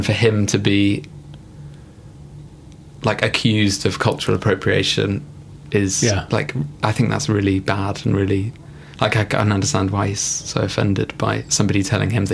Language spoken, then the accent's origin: English; Reading, South East England, United Kingdom; also born or lived in Peterborough; Born in Peterborough and raised in Reading